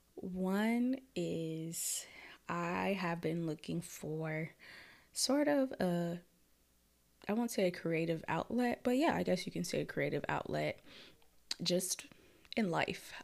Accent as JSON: {"language": "English", "town": "Minneapolis", "region": "Minnesota", "country": "United States", "tie": "born or raised there", "also_born_or_lived": "Florida", "moved": "as an adult", "lives_now": "Detroit, United States", "said": "I was born and raised in Minneapolis, Minnesota, the north side."}